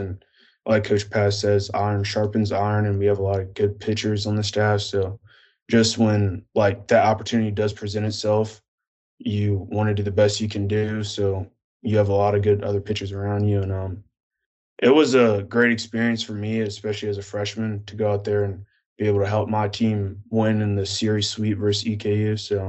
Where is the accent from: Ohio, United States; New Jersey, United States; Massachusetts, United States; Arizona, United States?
New Jersey, United States; also born or lived in Pennsylvania / Atlanta; I'm from New Jersey. I was born in Pennsylvania, and then we moved down to Atlanta.